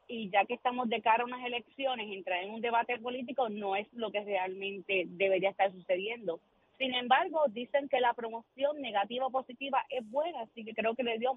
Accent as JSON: {"language": "Spanish", "country": "Puerto Rico", "said": "Y es nuestro momento como puertorriqueño."}